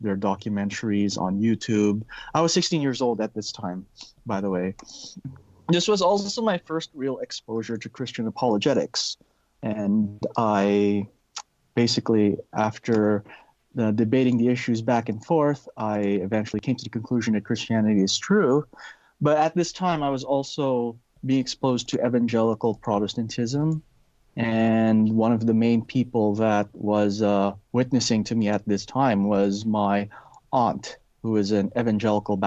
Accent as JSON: {"language": "English", "country": "Philippines", "tie": "born or raised there", "moved": "yes", "lives_now": "Canada", "said": "I was born and raised Catholic. I grew up in the Philippines."}